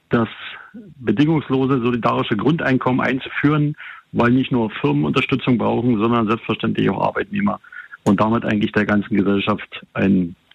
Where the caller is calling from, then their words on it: Bad Liebenwerda, Brandenburg, Germany; ich komme aus Bad Liebenwerda.